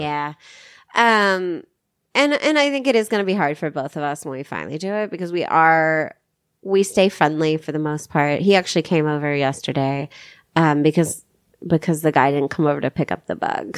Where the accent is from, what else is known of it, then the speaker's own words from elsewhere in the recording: Arkansas, United States; moved away; I'm from Arkansas